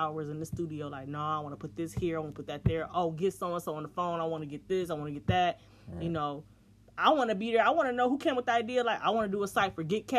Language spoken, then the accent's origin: English; Michigan, United States; I'm from Michigan